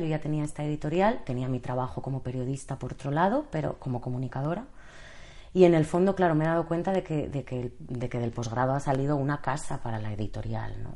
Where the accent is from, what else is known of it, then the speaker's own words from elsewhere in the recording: Bilbao, Basque Country, Spain; also born or lived in Madrid; now in Barcelona, Spain; en realidad soy de Bilbao, he estudiado en el extranjero, luego la carrera la hice en Madrid, eh, llegué a Barcelona por amor